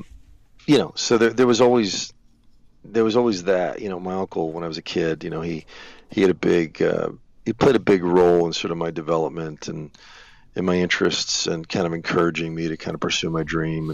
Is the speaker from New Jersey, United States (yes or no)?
yes; New Jersey, United States; I was in a local band with friends of mine in New Jersey, growing up in New Jersey